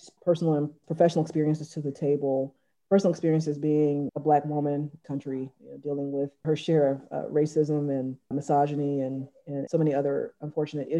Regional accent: Atlanta, Georgia, United States; I grew up in Atlanta, volunteering in soup kitchens at age 6 and on up.

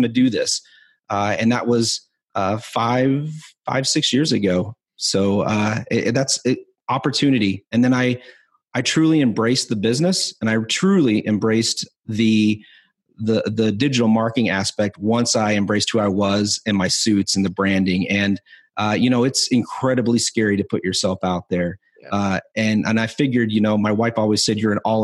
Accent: Spearfish, South Dakota, United States; also born or lived in Rapid City, South Dakota; I was born in Spearfish, South Dakota, and I was living in Rapid City

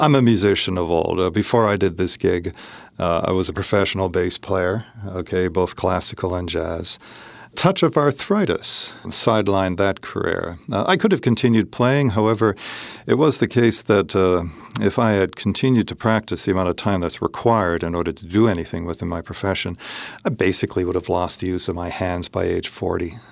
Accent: Hamilton, Ontario, Canada; now in Upstate New York, United States; I grew up just in Hamilton, Ontario

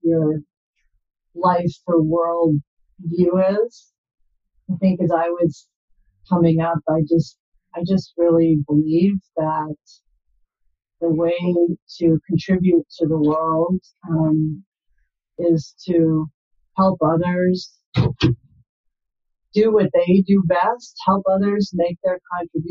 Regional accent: Milwaukee, Wisconsin, United States; moved away; also born or lived in California; I grew up in Wisconsin in the Milwaukee area

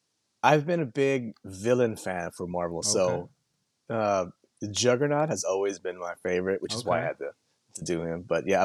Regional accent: Hawaii, United States; now in South San Francisco, United States; I grew up in Hawaii originally.

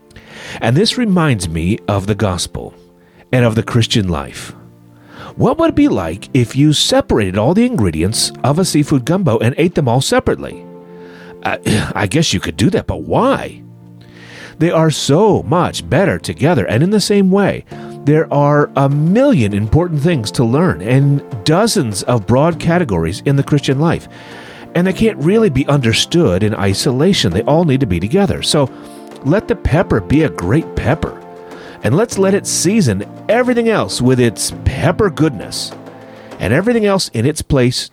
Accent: United States; I'm an American with a British heritage. My parents are from New Jersey

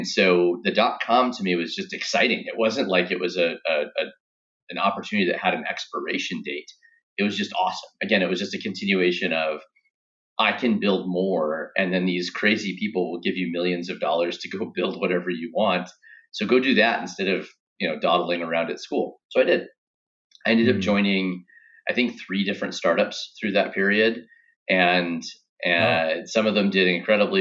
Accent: Grants Pass, Oregon, United States; moved away; a coffee company from my hometown in Grants Pass, Oregon

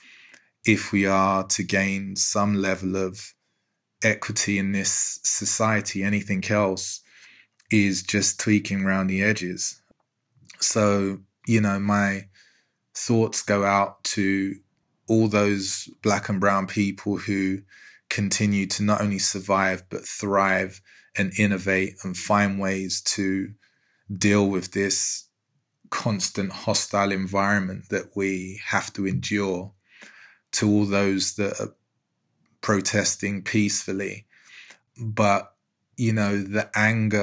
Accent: London, United Kingdom; I grew up in Newham in East London

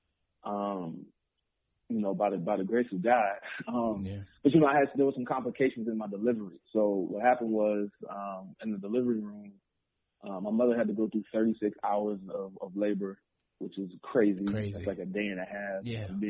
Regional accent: Mount Vernon, New York, United States; also born or lived in Cleveland, Ohio; my family moved to Mount Vernon when I was young

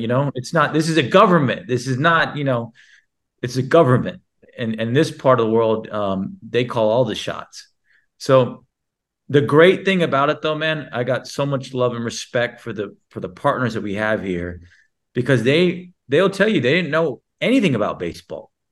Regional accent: Houston, Texas, United States; I was born in Texas

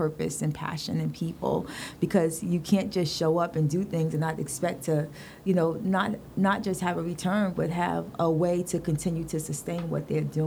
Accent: New York City, New York, United States; growing up in Brooklyn

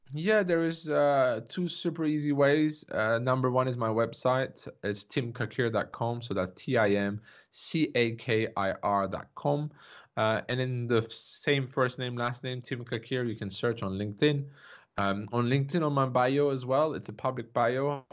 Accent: Turkey; I grew up in Turkey, uh, you know, to a Turkish father, a French mother

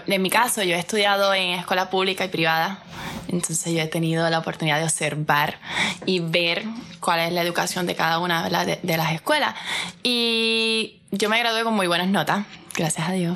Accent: Puerto Rico

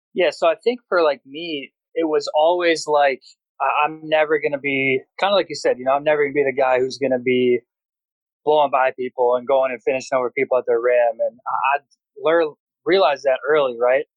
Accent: Brookfield, Wisconsin, United States; I'm from Wisconsin

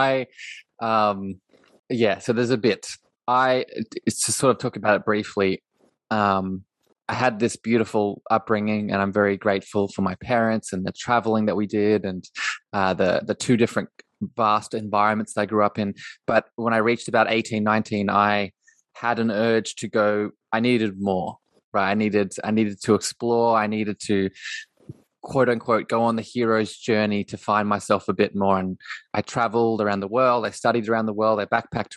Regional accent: Australia; also born or lived in Coffs Harbour, New South Wales; I'm in Australia. I grew up in Australia.

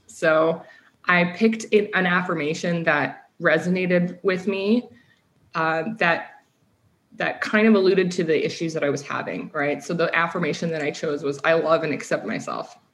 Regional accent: Midwest, United States; moved away as an adult; also born or lived in London, Ontario, Canada / California; I moved to the states when I was young, and then just spent most of my life in the Midwest

